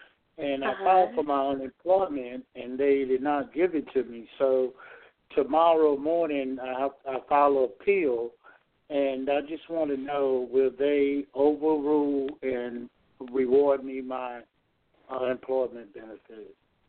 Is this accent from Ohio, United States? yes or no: no; Georgia, United States; I'm from Georgia